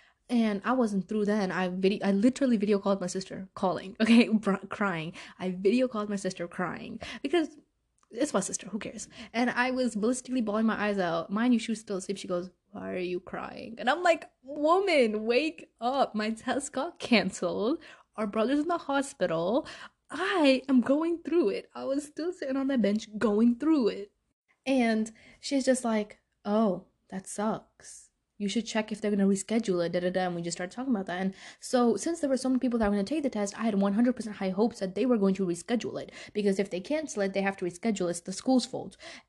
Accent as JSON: {"language": "English", "country": "Pakistan", "said": "I'm Pakistani. Okay. My parents will go send me anyway."}